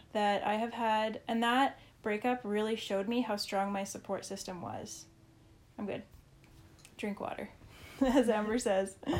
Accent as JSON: {"language": "English", "region": "Saskatchewan", "country": "Canada", "tie": "born or raised there", "said": "I grew up in Saskatchewan"}